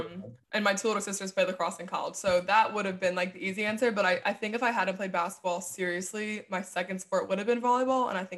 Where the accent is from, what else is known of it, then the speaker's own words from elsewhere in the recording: Downingtown, Pennsylvania, United States; Downingtown, Pennsylvania.